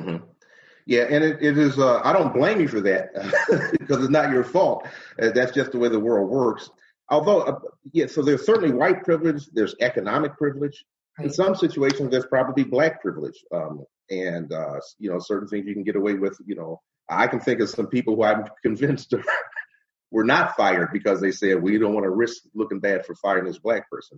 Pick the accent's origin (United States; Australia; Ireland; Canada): United States; Cleveland, Ohio; also born or lived in Shaker Heights, Ohio / Solon, Ohio; now in Orange, United States; I grew up on Phillips Avenue in the Glenville area